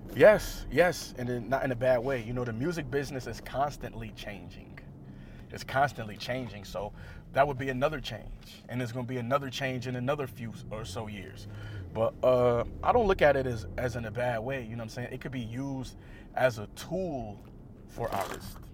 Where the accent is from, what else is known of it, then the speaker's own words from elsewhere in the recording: Buffalo, New York, United States; I come from East Side Buffalo